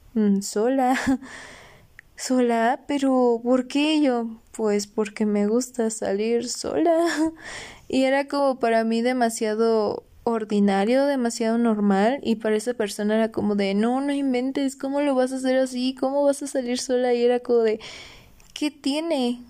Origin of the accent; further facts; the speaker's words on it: Orizaba, Veracruz, Mexico; moved away as an adult; also born or lived in Toluca; yo soy de Orizaba, Veracruz y pues para estudiar mi carrera me vine a vivir a Toluca